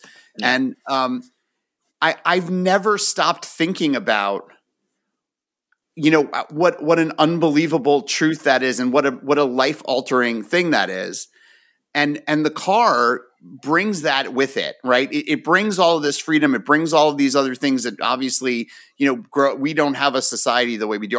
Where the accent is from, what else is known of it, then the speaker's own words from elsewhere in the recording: United States; also born or lived in Florida; I grew up right outside of New York City